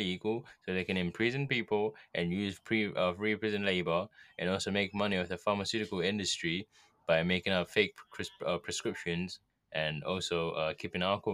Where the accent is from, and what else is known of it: United Kingdom